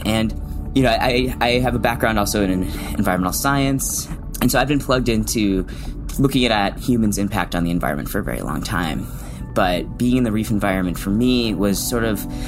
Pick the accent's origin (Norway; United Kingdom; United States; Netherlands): United States; Chicago, Illinois; moved away; I'm from the Midwest. I'm from Chicago.